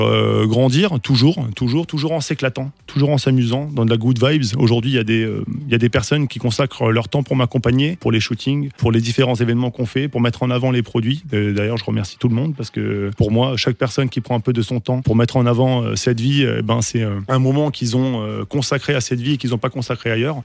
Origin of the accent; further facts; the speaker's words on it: Strasbourg, Grand Est, France; nous, on vient de Cronenbourg